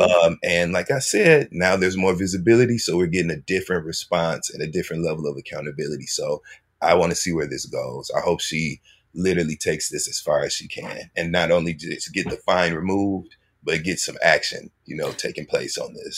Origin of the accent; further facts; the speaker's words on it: Michigan, United States; I'm from Michigan